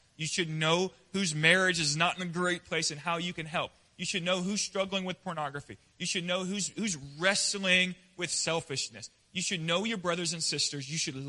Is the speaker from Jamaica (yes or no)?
no; the West, United States; I grew up in the West. And we hang out on the back porch.